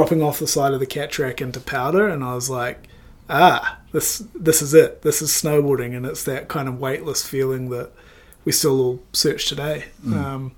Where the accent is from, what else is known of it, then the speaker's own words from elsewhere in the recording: Wanaka, Otago, New Zealand; also born or lived in Papua New Guinea; Originally, I was born in Papua New Guinea. That usually throws a few people off, but was born there and then moved to Wanaka at the age of six